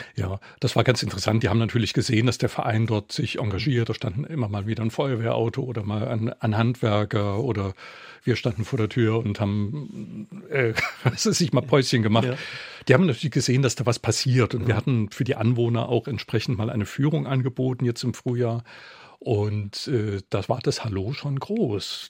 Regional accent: Saarbrücken, Saarland, Germany; Das ist meine Heimat. Ich bin dort in der Ecke aufgewachsen

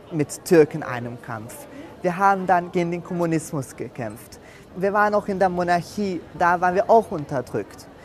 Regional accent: Hungary; klar als Ungar. Ich bin stolz auf Ungarn

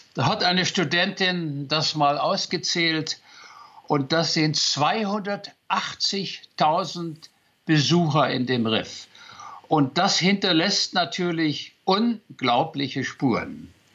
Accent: near Magdeburg, Saxony-Anhalt, Germany; moved away; ich bin mal aus der DDR geflüchtet

